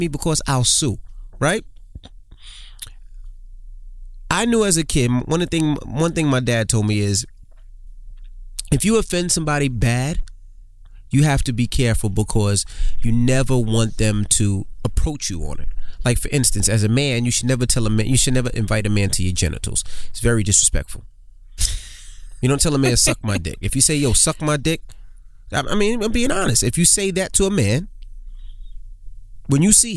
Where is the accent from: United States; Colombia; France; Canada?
United States; New York City, New York; I grew up in Queens.